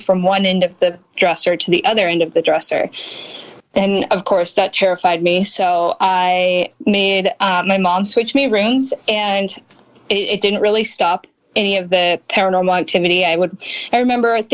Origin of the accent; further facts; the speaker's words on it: Montana, United States; also born or lived in California; now in Spokane, United States; my family and I moved from California to Montana, which is where I grew up.